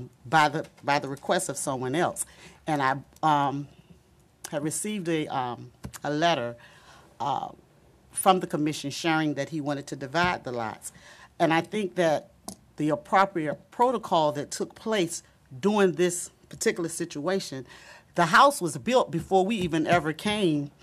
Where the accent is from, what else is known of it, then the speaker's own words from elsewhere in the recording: Norfolk, Virginia, United States; moved away as an adult; I was born in the Campostella area, actually on Selden and on Selden Avenue on the corner of Selden, and I now live on Hatton Street, back at the house where my mother was born in Campostella